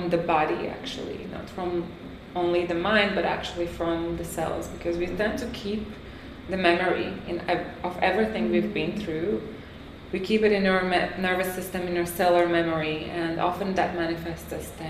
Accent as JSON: {"language": "English", "country": "France", "tie": "born or raised there", "also_born_or_lived": "Latvia", "moved": "as an adult", "lives_now": "Tulum, Mexico", "said": "I was born in Latvia. I grew up in France."}